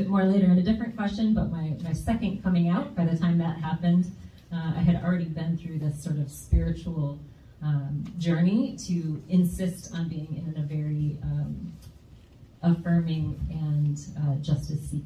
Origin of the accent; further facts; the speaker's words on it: Grand Rapids, Michigan, United States; I grew up here in West Michigan in Grand Rapids